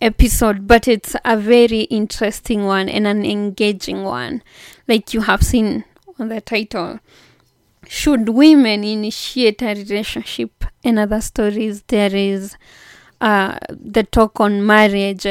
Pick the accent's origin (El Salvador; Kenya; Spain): Kenya; Kenya, my home country